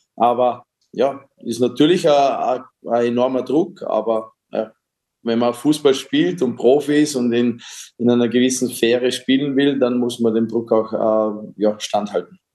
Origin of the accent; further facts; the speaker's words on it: Dornbirn, Vorarlberg, Austria; in Dornbirn auch noch, wo ich aufgewachsen bin